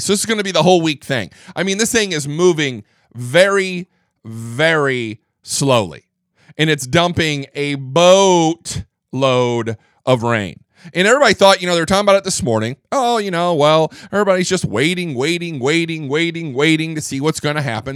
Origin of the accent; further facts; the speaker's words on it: Midwest, United States; I'm from the Midwest